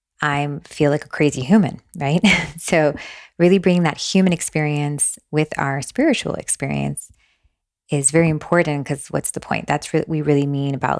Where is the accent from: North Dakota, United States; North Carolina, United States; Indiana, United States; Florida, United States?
Florida, United States; Miami; moved away as an adult; also born or lived in Long Branch, New Jersey; now in Asheville, United States; I'm from Miami. My parents brought us here. Actually, I was born in New Jersey, Long Branch, New Jersey